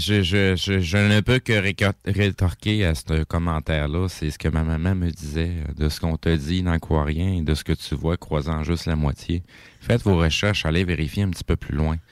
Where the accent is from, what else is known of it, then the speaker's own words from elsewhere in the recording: Quebec, Canada; en tant que Québécois, on, est capable de se sentir Canadien aujourd'hui.